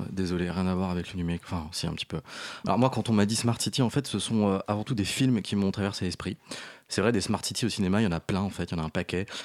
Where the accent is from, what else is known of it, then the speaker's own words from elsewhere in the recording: Brittany, France; je suis breton